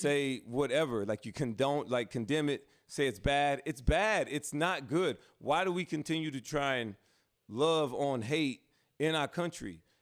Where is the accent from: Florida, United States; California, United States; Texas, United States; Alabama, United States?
Alabama, United States; Prattville; I'm from Alabama, where it's not that dangerous where I'm from, in Prattville